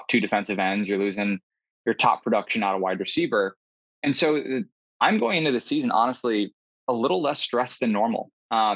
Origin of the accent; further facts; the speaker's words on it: Midwest, United States; also born or lived in Massachusetts; I grew up in the Midwest